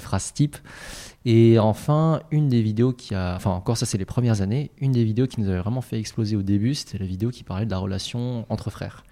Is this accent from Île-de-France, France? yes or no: yes; Noisy-le-Grand, Île-de-France, France; also born or lived in Paris; on a grandi à Noisy-le-Grand avant mhm. de déménager pour Paris dans le 3e arrondissement